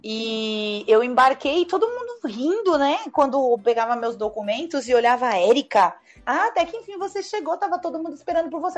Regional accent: Brazil; o máximo que eu poderia chegar como brasileira nessa companhia

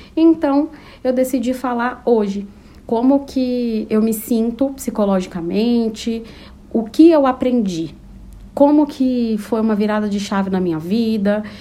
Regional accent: São Paulo, Brazil; also born or lived in Taboão da Serra; Eu sou de São Paulo, capital

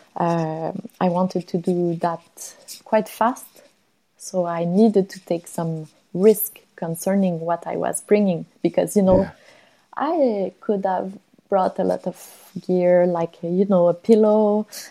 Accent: Longueuil, Quebec, Canada; was born uh, close to Montreal uh, in um, Longueuil, uh, south shore of Montreal. Really a quiet place, not much, um, not a lot of activities to do there uh, related to outdoors. Uh, I spent my uh, my life until I was 20.

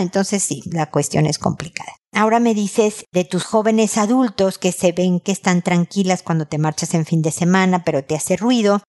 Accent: Mexico; soy mexicana

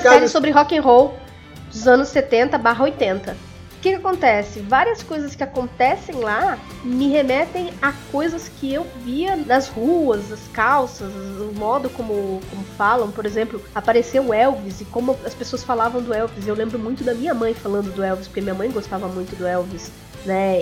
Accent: coast of São Paulo, Brazil; eu sou do litoral de São Paulo

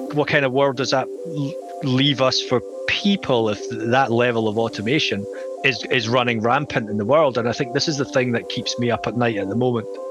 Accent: Scotland, United Kingdom; accent: Scottish; if you can tell from my accent, I'm from Scotland

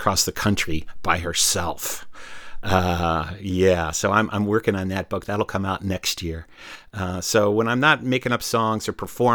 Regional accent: Ohio, United States; I was born in Ohio

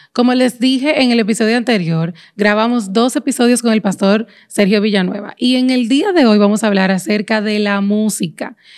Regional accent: Dominican Republic; born or raised there

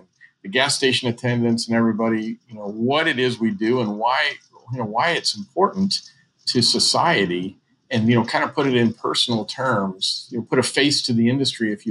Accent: St. Louis, Missouri, United States; moved away as an adult; also born or lived in Alaska; now in Dallas, United States; I grew up in St. Louis

